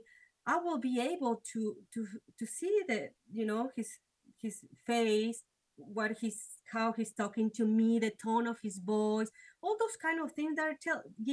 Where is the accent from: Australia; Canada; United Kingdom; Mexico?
Mexico; Mexico City; moved away; I was born and raised in Mexico City.